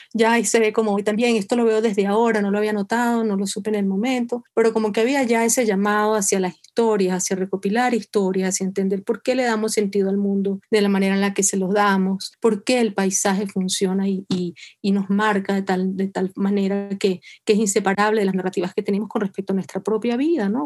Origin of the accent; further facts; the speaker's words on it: Venezuela; moved away as an adult; now in New York, United States; Yo soy venezolana, independientemente de donde viva